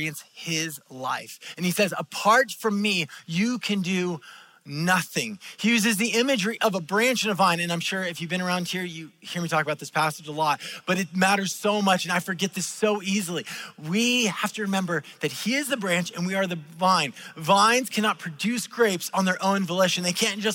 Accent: California, United States; I am a Californian, but I did not grow up in the ocean. I grew up in the farm country

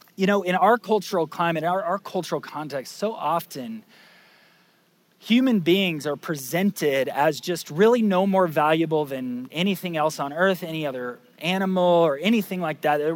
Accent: Lake County, Florida, United States; I grew up in Lake County, Florida

